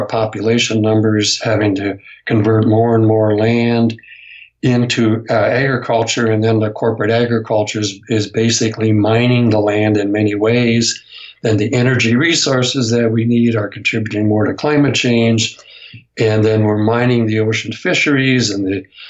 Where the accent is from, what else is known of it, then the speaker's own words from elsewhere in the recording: United States; in my home state, in the area that I grew up